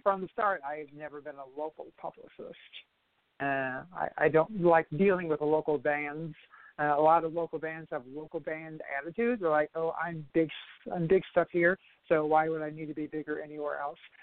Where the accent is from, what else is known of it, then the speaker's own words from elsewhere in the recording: Toledo, Ohio, United States; I'm from Toledo originally